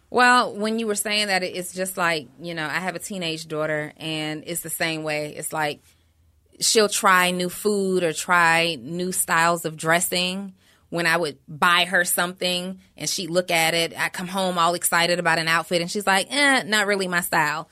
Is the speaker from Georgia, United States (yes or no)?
yes; College Park, Georgia, United States; also born or lived in New Orleans, Louisiana; I was raised in Atlanta